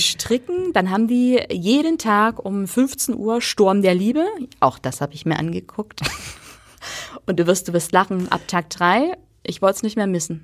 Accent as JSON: {"language": "German", "region": "East Germany", "country": "Germany", "said": "ich bin Ossi"}